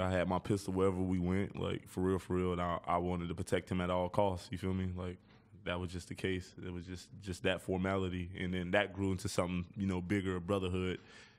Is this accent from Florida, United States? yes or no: yes; Lauderhill, Florida, United States; Man, I'm from Lauderhill, deep south Florida, born and raised. Pretty tough environment and shit